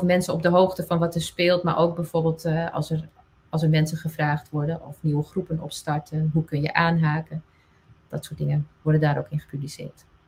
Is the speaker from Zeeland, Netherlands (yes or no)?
no; Friesland, Netherlands; first language West Frisian; Dutch is a second language; Fries is mijn moedertaal.